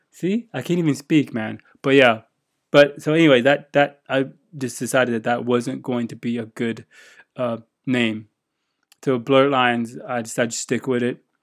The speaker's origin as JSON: {"language": "English", "country": "United States", "moved": "as an adult", "lives_now": "Japan", "said": "I'm an American living in Japan"}